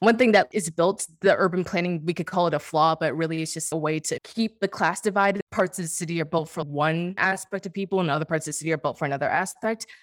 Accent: Washington, District of Columbia, United States; moved away as an adult; also born or lived in New York; I'm from Washington, D C

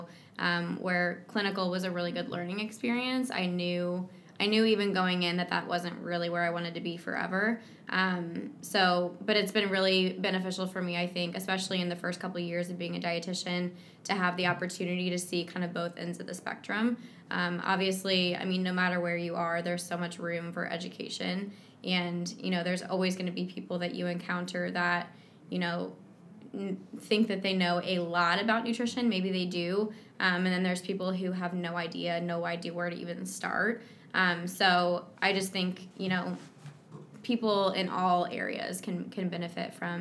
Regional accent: Kansas City, United States; I was born and raised in Kansas City

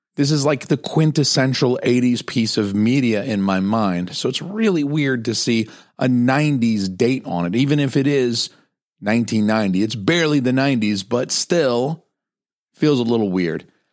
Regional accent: United States; as an American viewer

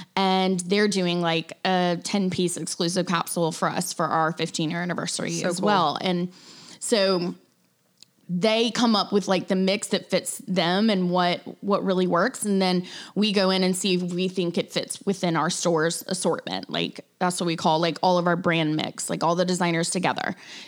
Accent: Chicago, Illinois, United States; It's April. I'm from Chicago. Like, holy cow.

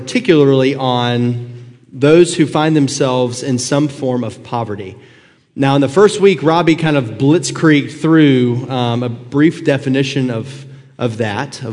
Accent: Northwest Georgia, United States; I grew up in Northwest Georgia, right underneath Chattanooga. So anytime people ask me where I'm from, I just say Chattanooga, because trying to explain Chickamauga or Fort Oglethorpe just takes too long

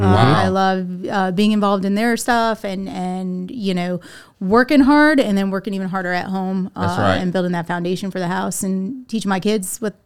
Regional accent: Southern Connecticut, United States; now in Texas, United States; So I'm from the Northeast. Grew up in Connecticut.

